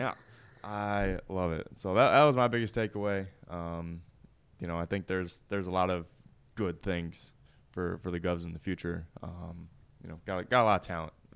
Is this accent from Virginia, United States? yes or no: no; Michigan, United States; moved away as an adult; also born or lived in Missouri; now in Tennessee, United States; I'm from Michigan